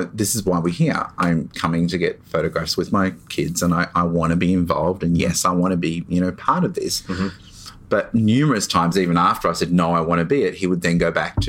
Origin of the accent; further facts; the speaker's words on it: Melbourne, Victoria, Australia; I'm from Melbourne.